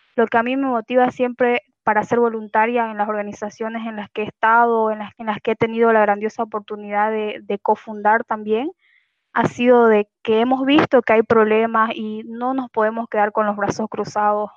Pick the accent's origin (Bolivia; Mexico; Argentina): Bolivia; Santa Cruz de la Sierra, Santa Cruz; yo soy de Santa Cruz de la Sierra